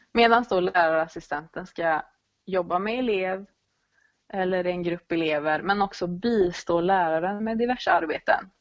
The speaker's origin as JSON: {"language": "Swedish", "area": "Dalsland", "region": "Västra Götaland", "country": "Sweden", "tie": "born or raised there", "also_born_or_lived": "Gothenburg", "moved": "as an adult", "said": "jag är född och uppvuxen i Dalsland"}